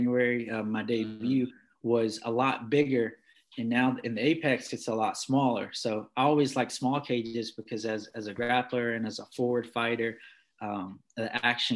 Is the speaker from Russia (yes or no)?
no; Martinsville, Virginia, United States; also born or lived in North Carolina; I was from Virginia or Martinsville